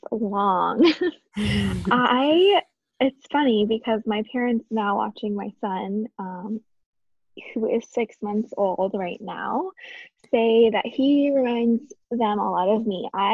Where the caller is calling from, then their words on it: Burlington, Vermont, United States; I am podcasting from Burlington, Vermont, where it is a whopping 5 degrees.